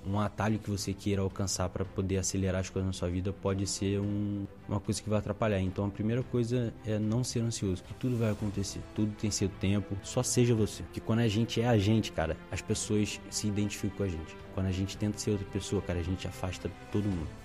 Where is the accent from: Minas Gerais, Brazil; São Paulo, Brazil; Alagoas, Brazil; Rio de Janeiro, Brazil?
Rio de Janeiro, Brazil; also born or lived in Ilha do Governador / Padre Miguel / Inhaúma / Madureira; eu rodei o Rio de Janeiro inteiro, assim, até chegar no lugar onde eu passei mais tempo da minha vida. Então eu nasci na, na Ilha do Governador